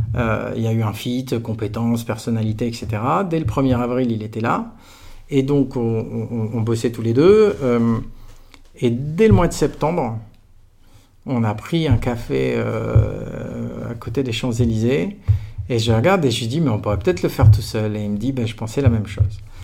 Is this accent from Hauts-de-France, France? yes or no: no; Aix-en-Provence, Provence-Alpes-Côte d'Azur, France; moved away; j'étais d'Aix-en-Provence. J'ai fait toute ma scolarité de la crèche jusqu'à la fin de la prépa dans un kilomètre et demi de rayon